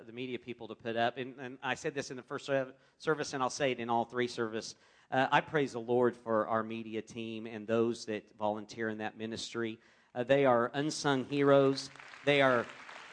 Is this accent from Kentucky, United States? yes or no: no; Wichita, Kansas, United States; I grew up in Wichita, Kansas, in a loving Christian home.